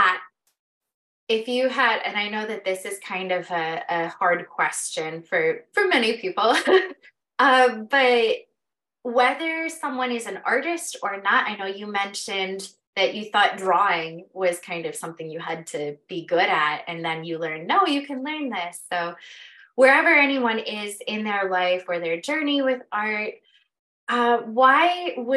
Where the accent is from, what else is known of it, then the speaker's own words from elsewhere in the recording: Pocono Mountains, Pennsylvania, United States; I grew up in the Pocono Mountains.